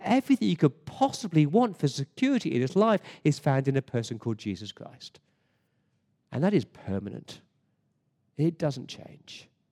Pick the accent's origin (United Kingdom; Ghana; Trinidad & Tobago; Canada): United Kingdom; England; now in Sydney, Australia; as an Englishman